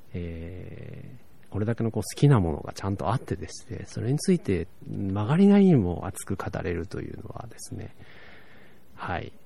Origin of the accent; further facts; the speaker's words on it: Tokyo, Japan; moved away; 僕、東京出身で